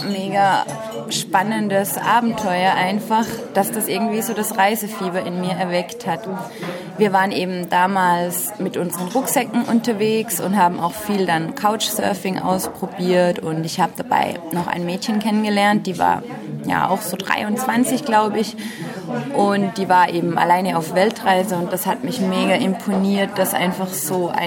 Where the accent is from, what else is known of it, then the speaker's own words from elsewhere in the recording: Austria; Ich komme aus Österreich, bin jetzt 29 Jahre alt